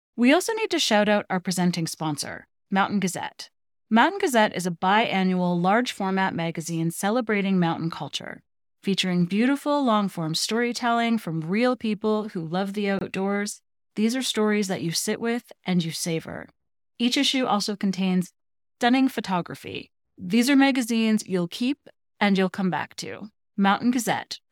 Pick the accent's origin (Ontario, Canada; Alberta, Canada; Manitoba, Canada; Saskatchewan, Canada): Alberta, Canada; Edmonton; growing up in Edmonton